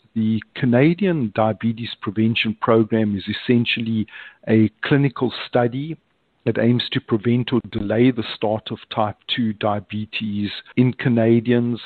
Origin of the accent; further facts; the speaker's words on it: Johannesburg, Gauteng, South Africa; moved away as an adult; now in United States; I'm originally from Johannesburg in South Africa, moved to the United States in 1987